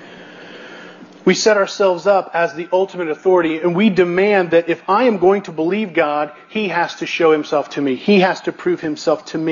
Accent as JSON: {"language": "English", "region": "Missouri", "country": "United States", "said": "I come from Missouri"}